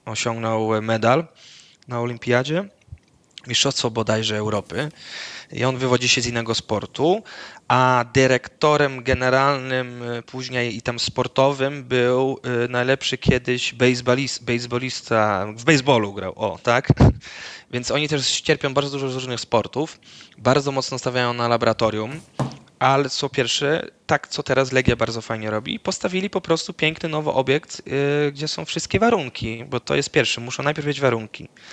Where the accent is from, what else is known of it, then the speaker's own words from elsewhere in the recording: Netherlands; moved away; w mojej wiosce w Holandii, y, gdzie to wioska, tak, gdzie całe życie mieszkałem w Holandii, mój ojciec mieszka